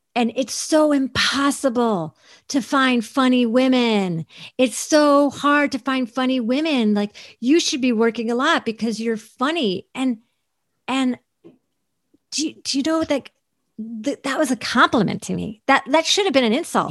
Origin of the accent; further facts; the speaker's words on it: Syracuse, New York, United States; moved away as an adult; also born or lived in Portland / Los Angeles; Syracuse was like a very, is a, was a very Rust Belt depressed town when I, when I was growing up there